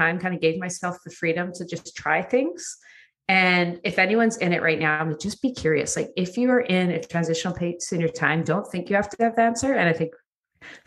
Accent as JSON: {"language": "English", "town": "Edmonton", "region": "Alberta", "country": "Canada", "tie": "born or raised there", "also_born_or_lived": "Vancouver / Toronto", "moved": "as an adult", "said": "I grew up in Edmonton"}